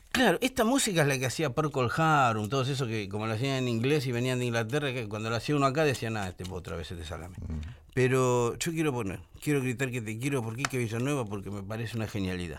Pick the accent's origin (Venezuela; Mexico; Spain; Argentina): Argentina; Buenos Aires; Buenos Aires de predictadura. Si Usted sabe que yo crecí en la Galería del Este